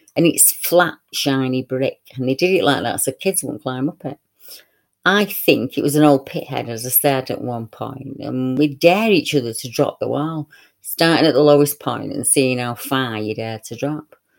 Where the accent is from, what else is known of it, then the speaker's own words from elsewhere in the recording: Salford, North West England, United Kingdom; my hometown, Clusterbull Hill